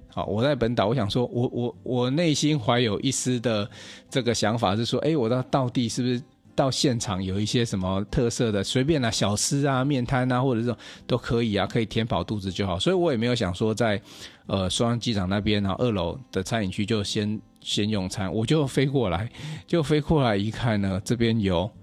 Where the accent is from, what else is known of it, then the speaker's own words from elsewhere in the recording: Hsinchu, Taiwan; 澎湖这边的地理位置啊，跟我们新竹那边一样，它其实是会有东北季风的一个影响